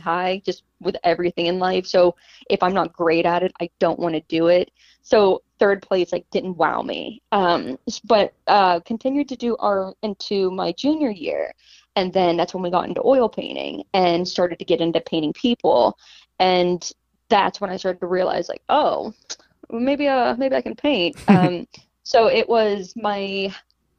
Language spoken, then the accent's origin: English; Pittsburgh, Pennsylvania, United States; now in Seattle, United States; I'm originally from Pittsburgh